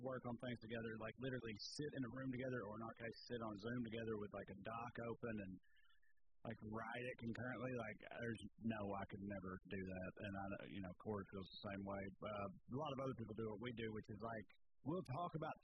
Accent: Clay County, Tennessee, United States; accent: southern; moved away as an adult; also born or lived in Knoxville, Tennessee; I'm from Clay County, Tennessee, and this is how I talk

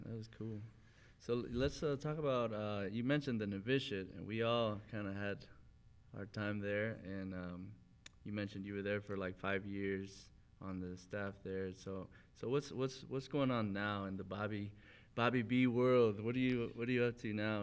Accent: Amarillo, Texas, United States; moved away; It's my hometown

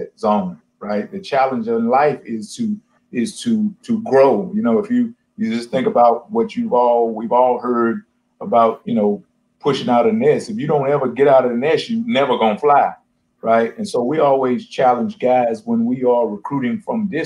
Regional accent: Texas, United States; moved away; also born or lived in North Dakota / Kalamazoo, Michigan / Ohio / Arizona; I'm from Texas

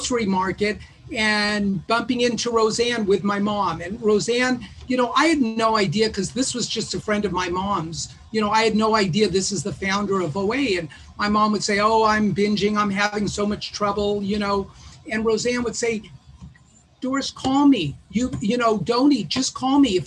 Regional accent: Los Angeles, California, United States; I grew up in West Los Angeles

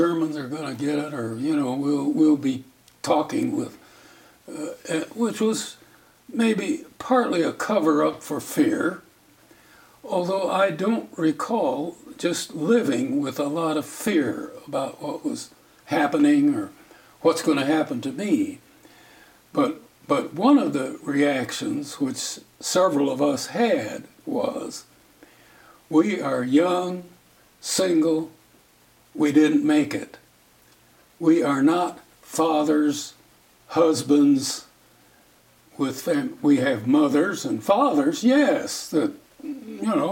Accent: South Dakota, United States; kid growing up in South Dakota, I didn't even know what a teletype machine was

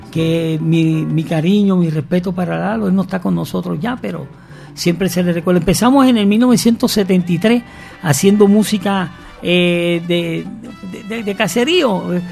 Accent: San Fernando, Puerto Rico; Vengo de San Fernando, Puerto Rico, y junto conmigo crecimos varios

